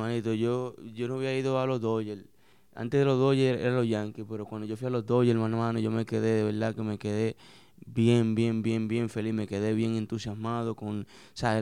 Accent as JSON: {"language": "Spanish", "region": "San Pedro de Macorís", "country": "Dominican Republic", "tie": "born or raised there", "also_born_or_lived": "New York, United States", "said": "San Pedro de Macorís, un pueblo ahí en San Pedro de Macorís, barrio Miramar, donde me crié"}